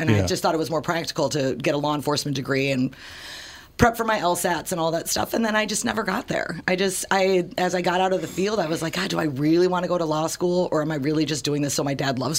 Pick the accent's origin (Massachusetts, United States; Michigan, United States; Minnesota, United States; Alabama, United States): Minnesota, United States; St. Paul; also born or lived in Woodbridge, Virginia; Mostly St. Paul in that side of town. I was born in St. Paul. And then when I was a kid, we moved to Washington, D.C. My dad was working for the Securities Exchange Commission for the government for about 7 years. So we lived down there in Woodbridge, Virginia.